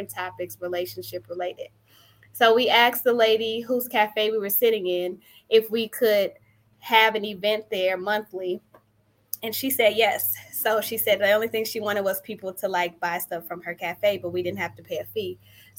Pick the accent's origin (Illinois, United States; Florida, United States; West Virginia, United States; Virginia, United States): Illinois, United States; Chicago; also born or lived in Philadelphia / Indiana; I'm a Chicagoan too. I'm from the west side of Chicago. So I've been here nearly all of my life